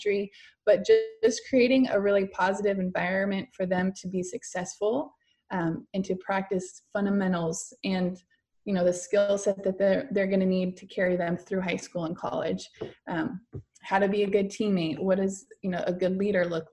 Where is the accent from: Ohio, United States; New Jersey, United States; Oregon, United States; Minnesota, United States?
Oregon, United States; Stayton; growing up in Staten, obviously a smaller town